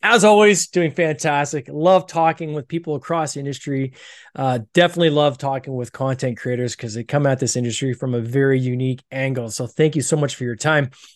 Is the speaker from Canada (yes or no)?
yes; Canada; accent: Canadian; I'm Canadian. I got this weird accent.